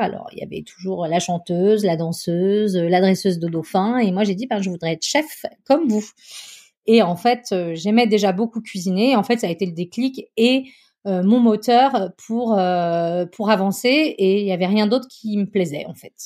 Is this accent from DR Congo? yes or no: no; Chamonix, Auvergne-Rhône-Alpes, France; j'ai grandi à Chamonix, dans une petite ville euh, au pied du Mont Blanc